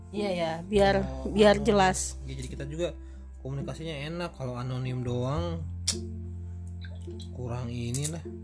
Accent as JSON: {"language": "Indonesian", "town": "Bandung", "region": "West Java", "country": "Indonesia", "said": "karena berhubung saya dari Bandung biasanya saya cilok siomay batagor"}